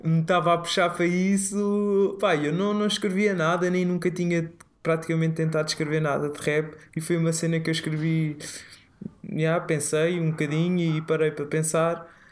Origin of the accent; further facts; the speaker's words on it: Tomar, Centro, Portugal; moved away; eu cresci em Tomar, é uma cidade pequena, no centro do país